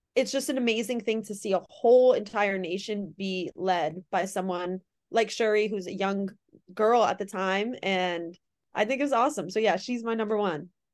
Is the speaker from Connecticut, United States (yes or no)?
yes; Connecticut, United States; I'm from Connecticut